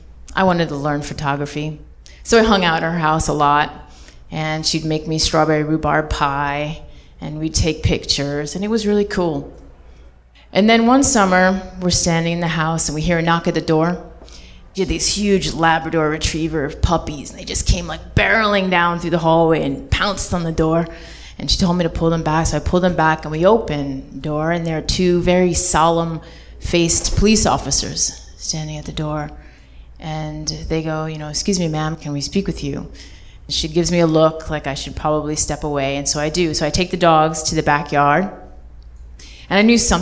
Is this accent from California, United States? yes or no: no; Hartford, Connecticut, United States; I was 14 years old, living in Hartford, Connecticut, my hometown